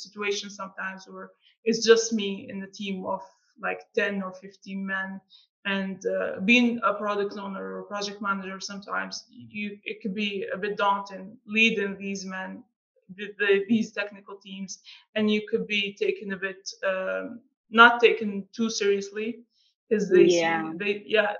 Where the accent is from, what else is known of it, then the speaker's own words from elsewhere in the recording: Algeria; being from Algeria, it's not the most well-known country. Sometimes you talk to people and you say, I'm from Algeria